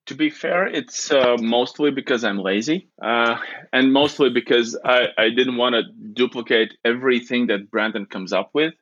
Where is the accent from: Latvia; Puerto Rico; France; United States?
Latvia; I'm from Latvia.